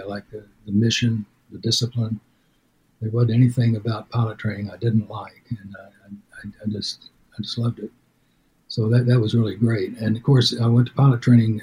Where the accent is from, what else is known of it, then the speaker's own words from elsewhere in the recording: Denison, Texas, United States; Denison, Texas, it's my hometown